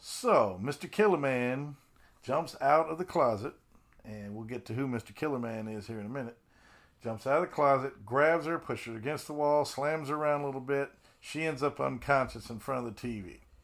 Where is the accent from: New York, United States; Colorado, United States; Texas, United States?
Colorado, United States; I grew up in Colorado